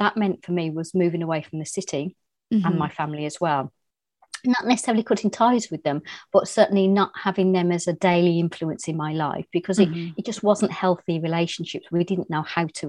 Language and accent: English; Birmingham, West Midlands, United Kingdom; moved away as an adult; also born or lived in Ireland; now in Oxfordshire, United Kingdom; I was brought up in Birmingham, which is the second city of England